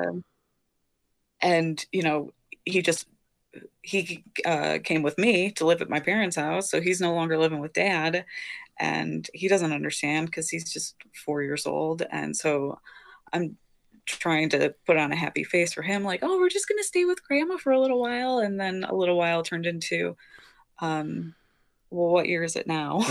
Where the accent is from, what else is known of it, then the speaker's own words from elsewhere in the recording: Detroit, Michigan, United States; moved away as an adult; also born or lived in Chicago / Oregon; I'm from Detroit